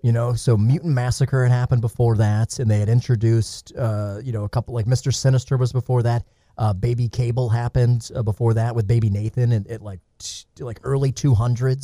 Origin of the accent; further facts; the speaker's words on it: Atlanta, Georgia, United States; I grew up in Atlanta.